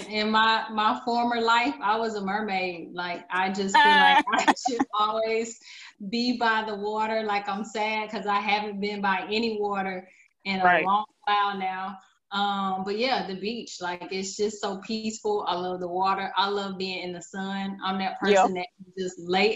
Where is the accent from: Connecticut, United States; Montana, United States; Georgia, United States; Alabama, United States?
Georgia, United States; Atlanta; moved away as an adult; now in Portland, United States; I actually live in Portland, but I am from Atlanta, Georgia. I lived there all of my life